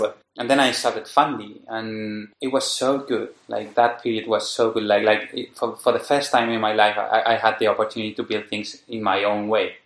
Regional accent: Madrid, Community of Madrid, Spain; I'm from Madrid

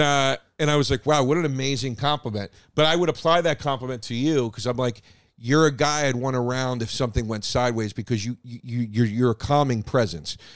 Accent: Philadelphia, Pennsylvania, United States; first language English; now in New York, United States

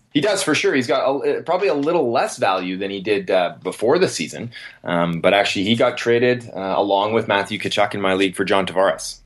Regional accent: Vancouver, British Columbia, Canada; my hometown Canucks

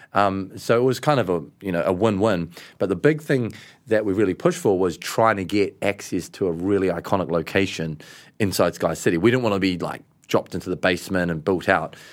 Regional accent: New Zealand; we're from New Zealand

